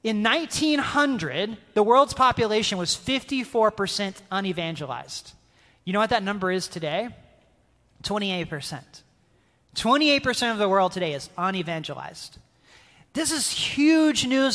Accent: North Carolina, United States; moved away as an adult; also born or lived in Dallas, Texas; Southern kid from North Carolina, right, going to school at Dallas Seminary, having spent my entire life in the Bible Belt.

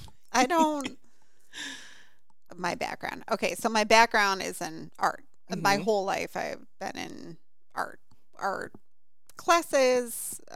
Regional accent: Illinois, United States; Middle of a cornfield, Illinois.

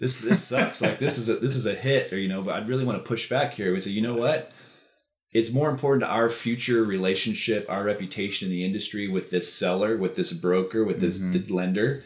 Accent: Austin, Texas, United States; I grew up in Texas, right? I grew up in Austin.

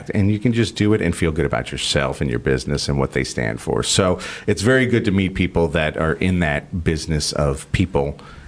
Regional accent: Miami, Florida, United States; also born or lived in New York City / San Francisco; And maybe that's because I grew up in places like Miami and, mm-hmm. and you know, I'm from New York City and I've lived in San Francisco

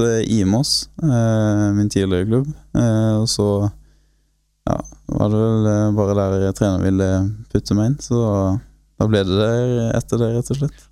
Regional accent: Grimstad, Agder, Norway; foreløpig så bor jeg på garasjen eh, på et barndomshjem enda i Grimstad

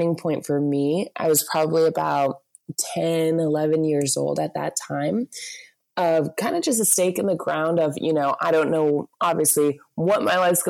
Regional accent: Virginia Beach, Virginia, United States; I grew up in Virginia Beach in just total suburbs and kind of beach town mix.

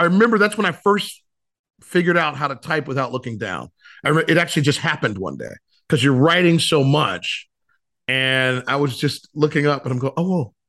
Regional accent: Ohio, United States; moved away as an adult; also born or lived in Cleveland, Ohio / Cincinnati, Ohio / South Florida; what a fun childhood, uh, growing up in Ohio

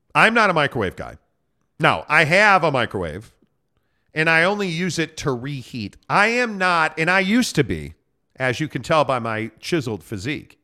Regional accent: Chicago, Illinois, United States; I'm from Chicago

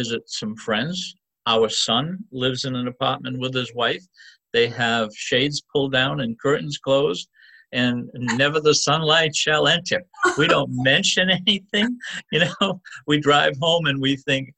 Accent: Tiverton, Rhode Island, United States; accent: Rhode Island; now in Quincy, United States; I grew up in Tiverton, Rhode Island

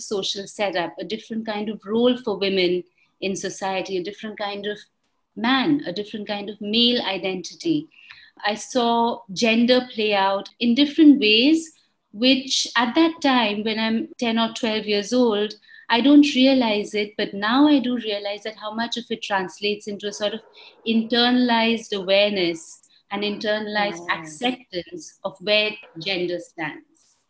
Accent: India; moved away as an adult; I was born in India. I've lived in India for more than 20 years before moving out and then lived across different countries.

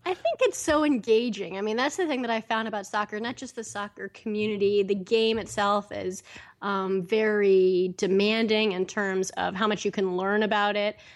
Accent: Bay Area, California, United States; moved away as an adult; also born or lived in Los Angeles, United States / New York, United States; I was born and raised in the Bay Area

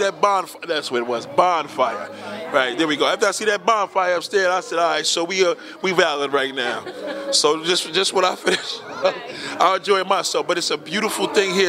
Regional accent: New York City, New York, United States; I do love my borough. I have a special love for Staten Island because we like the fact that it's kind of off the map

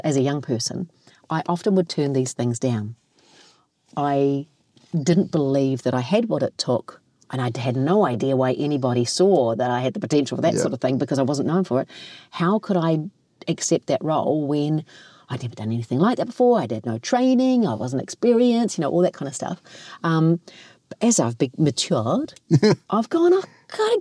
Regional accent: Kaikohe, Northland, New Zealand; growing up in Kaikoi, and although this is Māori and Tongan

